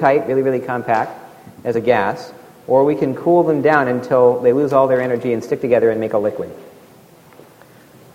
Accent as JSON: {"language": "English", "region": "Alaska", "country": "United States", "tie": "born or raised there", "said": "Here's where I grew up in Alaska, 0 degrees"}